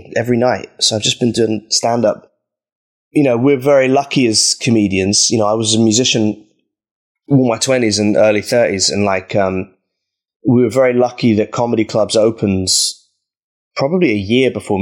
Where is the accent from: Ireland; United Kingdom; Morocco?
United Kingdom; Norwich, East of England; I grew up in Norwich